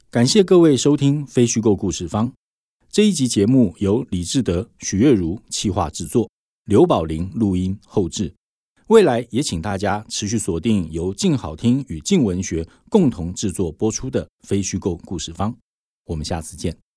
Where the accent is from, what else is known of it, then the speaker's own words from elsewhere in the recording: Taiwan; 我们台湾人